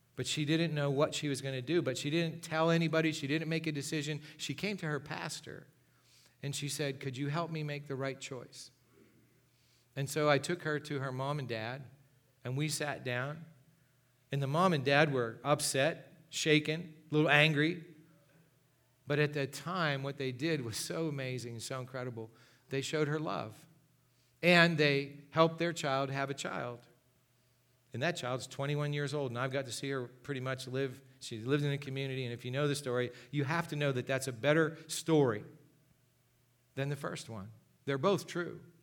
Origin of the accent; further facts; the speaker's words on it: Gipsy, Pennsylvania, United States; I grew up in Gypsy, Pennsylvania.